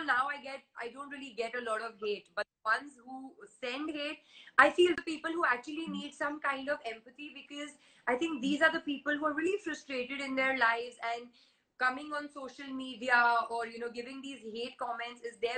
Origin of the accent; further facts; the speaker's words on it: India; Yes, I am an Indian. I am born and brought up in India. I speak Hindi fluently. I understand Marathi, Punjabi.